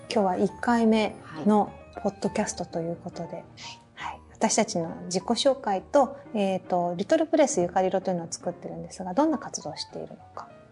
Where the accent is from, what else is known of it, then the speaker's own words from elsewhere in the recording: Nagano, Japan; moved away as an adult; also born or lived in Tokyo; now in Akita, Japan; 長野県の出身です